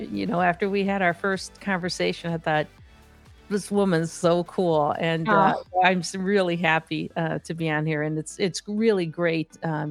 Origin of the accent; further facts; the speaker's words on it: Gary, Indiana, United States; So I grew up in Gary, Indiana, which is a steel town.